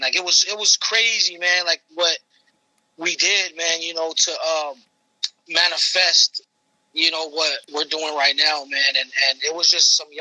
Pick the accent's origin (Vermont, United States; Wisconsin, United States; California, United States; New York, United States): California, United States; Los Angeles; I'm born and raised in Los Angeles. You know, I'm from a Mexican household